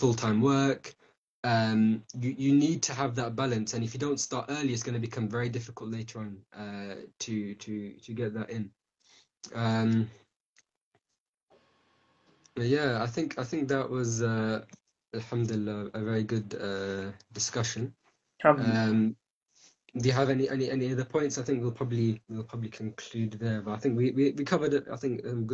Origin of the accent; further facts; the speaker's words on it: United Kingdom; we're from Britain, the UK